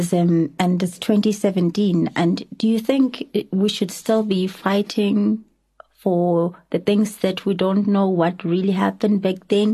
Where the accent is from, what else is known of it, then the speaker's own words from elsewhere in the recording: Soweto, Gauteng, South Africa; I'm a woman in this country and I come from Soweto.